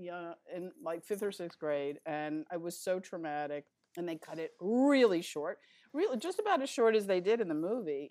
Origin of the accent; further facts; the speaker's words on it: Philadelphia, Pennsylvania, United States; moved away as an adult; also born or lived in New York City; now in Los Angeles, United States; I was born in New York, but I was pretty much raised in Philadelphia